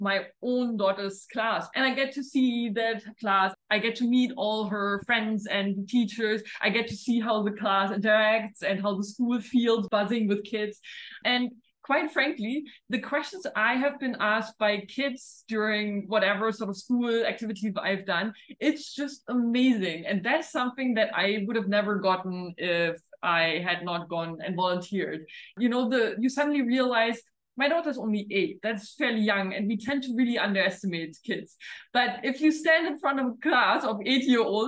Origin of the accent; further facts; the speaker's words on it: Germany; moved away as an adult; now in India; my education in Germany back then